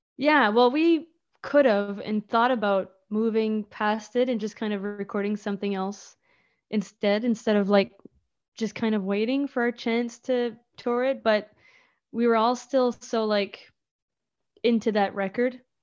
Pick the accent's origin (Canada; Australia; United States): Canada; Memramcook, New Brunswick; also born or lived in Moncton; I grew up in Memrum Cook.